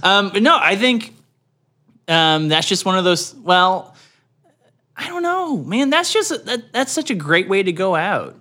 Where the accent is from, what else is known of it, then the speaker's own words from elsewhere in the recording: Canada; growing up in Canada